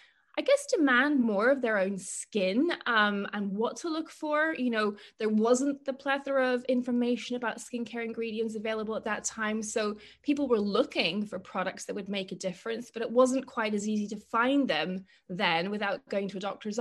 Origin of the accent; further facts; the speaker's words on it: Northern Ireland, United Kingdom; moved away; also born or lived in Cambridge; I grew up in Northern Ireland